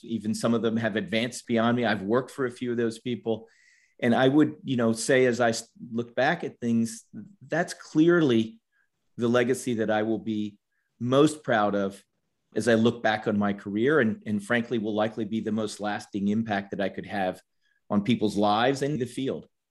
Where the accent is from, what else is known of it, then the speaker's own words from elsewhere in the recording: Washington, District of Columbia, United States; moved away as an adult; also born or lived in Georgia; I grew up in Washington, D.C., and in a family of, of four.